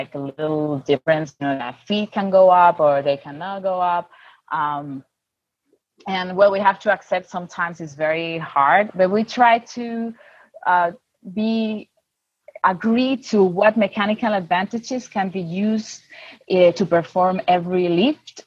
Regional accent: Spain; I'm from Spain.

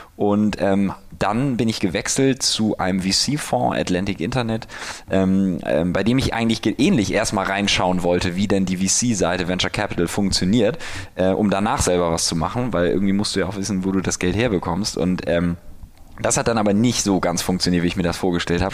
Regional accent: Hamburg, Germany; moved away as an adult; now in Berlin, Germany; ich komme aus Hamburg, bin 31

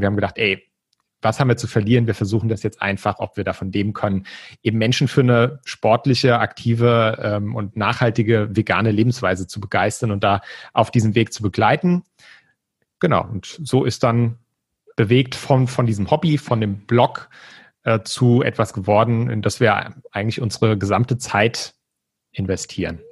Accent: Mainz, Rhineland-Palatinate, Germany; moved away as an adult; now in Frankfurt, Germany; Ich komme ursprünglich aus Mainz, ähm, wohne jetzt aber schon seit neun Jahren mit Katrin hier in Frankfurt

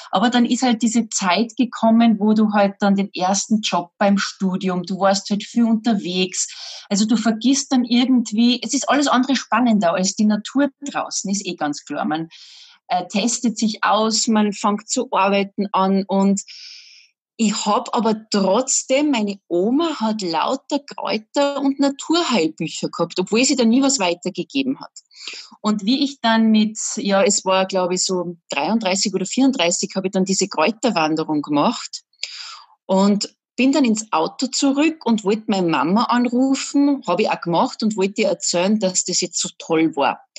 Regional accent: Salzburg, Austria; ich bin Salzburgerin

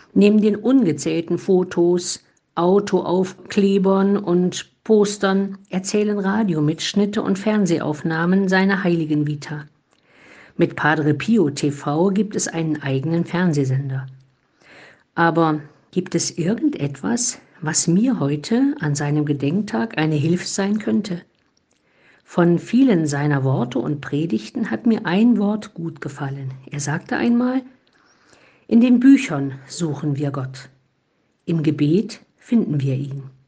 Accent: Germany; ich bin halt keine Italienerin, sondern eine eher nicht so überschwängliche Deutsche

